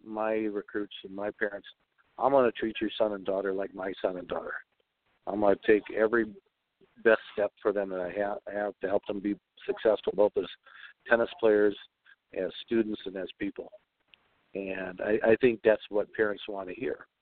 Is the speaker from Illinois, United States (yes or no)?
yes; Chicago, Illinois, United States; When I grew up in Chicago